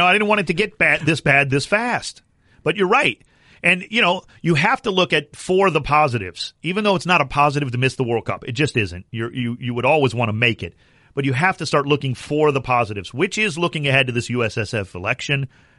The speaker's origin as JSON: {"language": "English", "country": "United States", "tie": "born or raised there", "said": "I'm mad at you that I was born in America"}